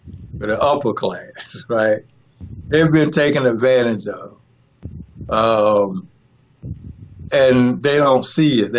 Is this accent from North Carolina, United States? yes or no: yes; North Carolina, United States; when I grew up in my hometown, right, a small town in North Carolina